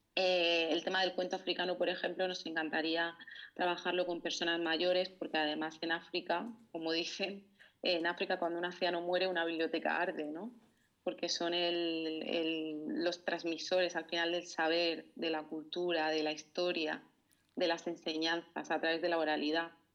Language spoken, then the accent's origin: Spanish; Murcia, Region of Murcia, Spain; moved away; volví a mi ciudad natal, a Murcia